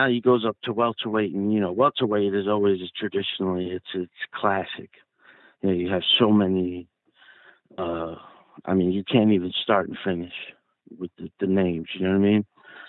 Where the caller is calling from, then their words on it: New Jersey, United States; from Jersey.